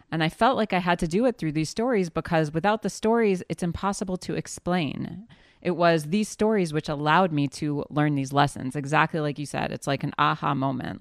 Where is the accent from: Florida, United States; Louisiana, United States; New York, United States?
Louisiana, United States; New Orleans; now in Judea and Samaria; Okay, so I grew up in the South in New Orleans, Louisiana.